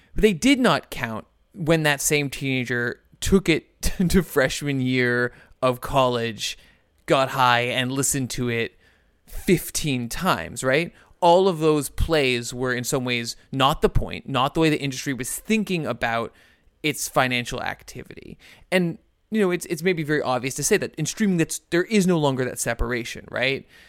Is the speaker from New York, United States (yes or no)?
yes; New Rochelle, New York, United States; my hometown of, of, of, uh, New Rochelle